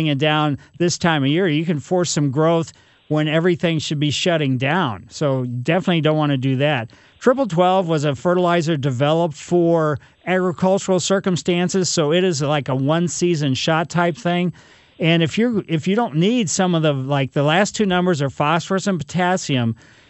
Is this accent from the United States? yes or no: yes; Ellisville, United States; Growing up in Ellisville, it was kind of totally wild and crazy, but my grandmother lived right